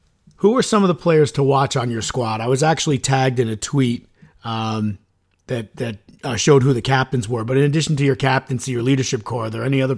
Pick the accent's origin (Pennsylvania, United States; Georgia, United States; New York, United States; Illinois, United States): New York, United States; Suffern; I grew up in Suffern.